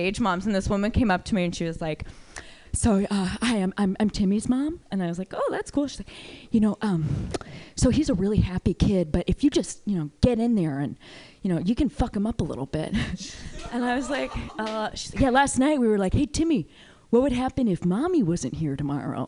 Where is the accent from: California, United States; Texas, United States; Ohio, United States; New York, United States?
California, United States; Bay Area; I come from weird people because I'm from the Bay Area